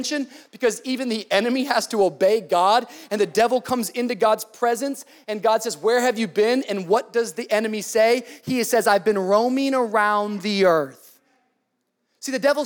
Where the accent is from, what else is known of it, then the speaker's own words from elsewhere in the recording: Miami, Florida, United States; I'm from Miami. I'm from the city.